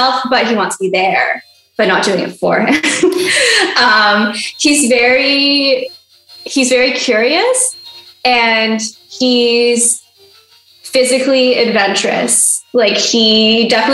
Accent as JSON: {"language": "English", "country": "Canada", "said": "I'm Canadian"}